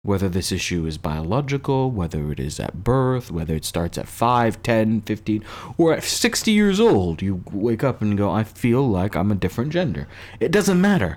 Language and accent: English; United States; as an American